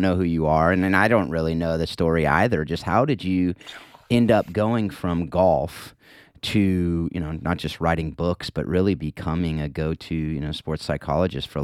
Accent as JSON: {"language": "English", "region": "California", "country": "United States", "tie": "born or raised there", "said": "my hometown out here in California"}